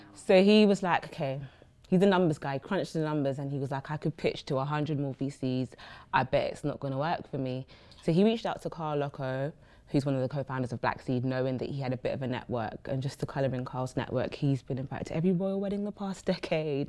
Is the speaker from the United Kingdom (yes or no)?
yes; London, United Kingdom; we grew up born and raised in Brixton